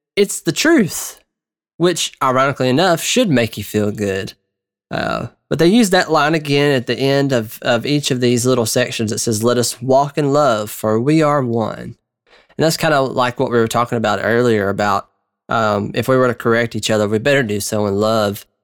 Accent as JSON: {"language": "English", "region": "Georgia", "country": "United States", "said": "I am from the South, uh, which I assume you probably would guess I'm not from the North, but I'm from Georgia"}